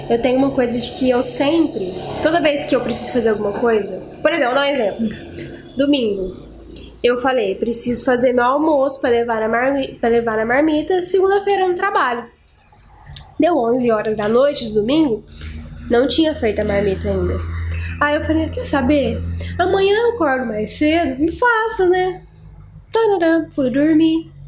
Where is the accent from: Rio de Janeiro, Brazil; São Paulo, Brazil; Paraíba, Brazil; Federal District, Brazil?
Federal District, Brazil; Guará; moved away as an adult; E meu sonho era morar fora também. Deu certo. Saí de Guará. Saí de Guará.